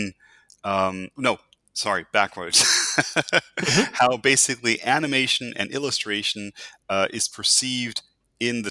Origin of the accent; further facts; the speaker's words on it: United States; I'm an American, so I kind of grew up with cartoons every Saturday morning in TV